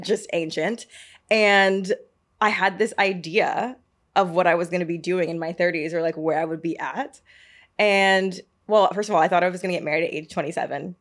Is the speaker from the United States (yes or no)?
yes; Marietta, Georgia, United States; I'm from Marietta